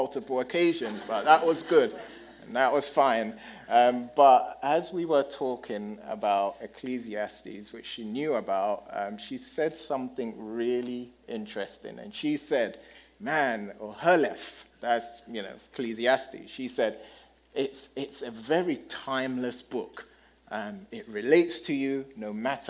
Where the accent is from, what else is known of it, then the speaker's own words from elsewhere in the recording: United Kingdom; moved away; I'm the British guy